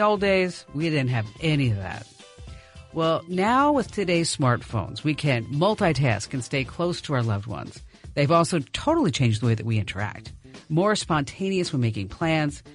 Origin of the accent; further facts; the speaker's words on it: New Jersey, United States; moved away; I was from New Jersey